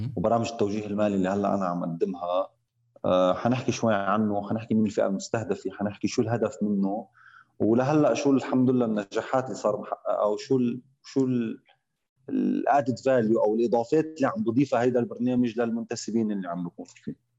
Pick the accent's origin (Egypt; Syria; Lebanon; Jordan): Lebanon; moved away as an adult; also born or lived in Riyadh, Saudi Arabia / Eastern Province, Saudi Arabia; now in Saudi Arabia; انا من لبنان آه، وعايش صار لي 13 سنه من المملكه العربيه السعوديه